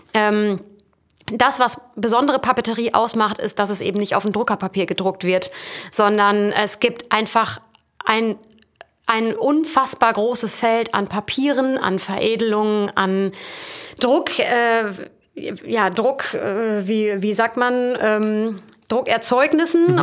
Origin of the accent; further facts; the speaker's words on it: Emsland, Lower Saxony, Germany; also born or lived in Dortmund; als ich dann ins Emsland zurückgezogen bin